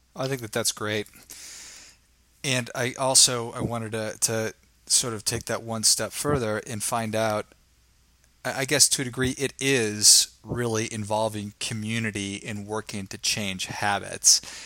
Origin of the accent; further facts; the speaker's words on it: Midwest, United States; I'm from the Midwest